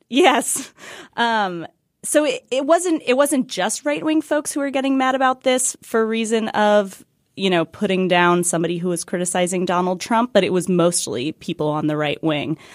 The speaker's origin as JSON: {"language": "English", "town": "Washington", "region": "District of Columbia", "country": "United States", "tie": "born or raised there", "said": "we're hosting a live show in D C, my hometown"}